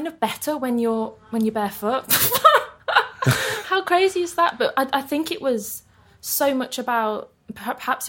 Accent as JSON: {"language": "English", "town": "Birmingham", "region": "West Midlands", "country": "United Kingdom", "tie": "born or raised there", "moved": "yes", "lives_now": "London, United Kingdom", "said": "in a place called Cuttridge, Kings Norton."}